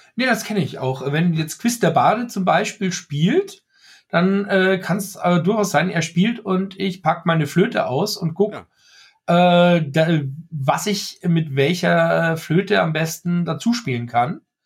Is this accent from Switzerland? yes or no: no; Austria; also born or lived in Germany; ich bin Österreicher aus Österreich, der in Österreich lebt und Deutsch kann